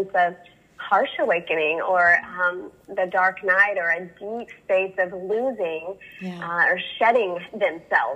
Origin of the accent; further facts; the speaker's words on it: the Bible Belt, United States; I grew up in the Bible Belt